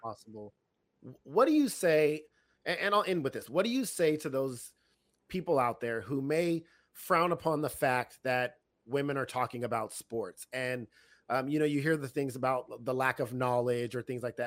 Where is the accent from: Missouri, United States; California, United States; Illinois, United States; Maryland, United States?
California, United States; I'm from California